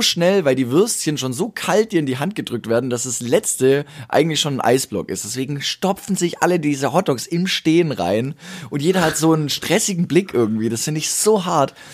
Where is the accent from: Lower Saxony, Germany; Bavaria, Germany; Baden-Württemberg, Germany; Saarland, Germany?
Baden-Württemberg, Germany; Ergenzingen; in Ergenzing, also meinem Heimatdorf